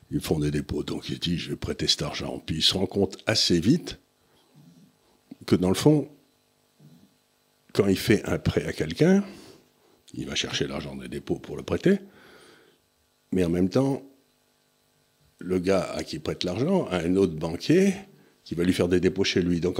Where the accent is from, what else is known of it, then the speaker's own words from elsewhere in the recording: Auch, Occitania, France; quand j'étais jeune à Auch, où mon père a terminé sa carrière d'officier, il y avait le Conseil général du Gers.